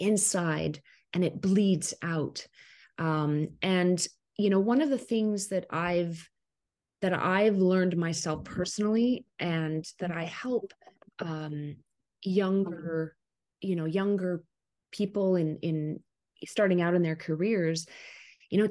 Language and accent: English; Canada; also born or lived in Ottawa, Canada; I am a Canadian, a Canuck. in Ottawa, Canada, our capital, our country capital.